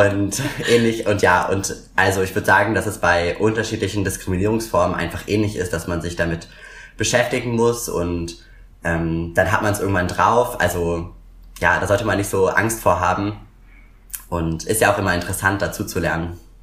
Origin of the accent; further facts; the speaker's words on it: Berlin, Germany; komme aus Berlin und wohne auch immer noch in Berlin